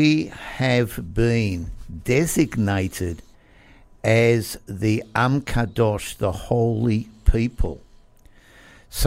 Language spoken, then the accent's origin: English; Melbourne, Victoria, Australia; I was born in Melbourne. Born, bred, grew up, educated